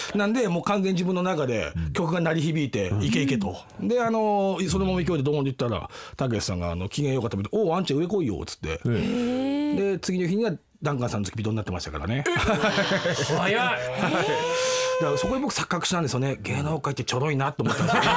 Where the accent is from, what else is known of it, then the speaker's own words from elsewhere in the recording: Tokyo, Japan; ずっと僕東京なんですけど